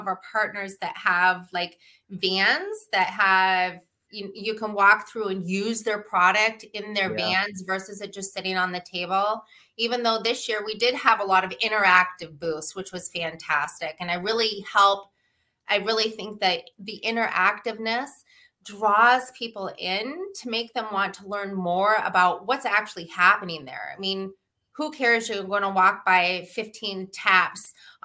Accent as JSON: {"language": "English", "region": "Alaska", "country": "United States", "tie": "born or raised there", "also_born_or_lived": "Seattle", "moved": "as an adult", "lives_now": "Michigan, United States", "said": "Growing up in Alaska, my grandfather was a doctor there in a very small town"}